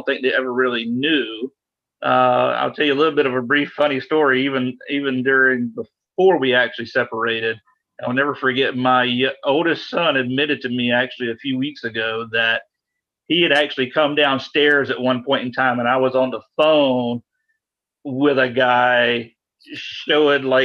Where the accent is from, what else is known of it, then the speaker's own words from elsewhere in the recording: a small suburb south of Atlanta, Georgia, United States; I'm from Atlanta, a little bit south of Atlanta, so a very conservative area, especially being a small suburb south of Atlanta, and some very extremely conservative parents